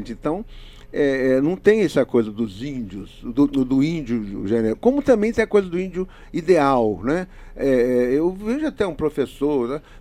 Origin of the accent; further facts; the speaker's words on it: Espírito Santo, Brazil; nós somos capixabas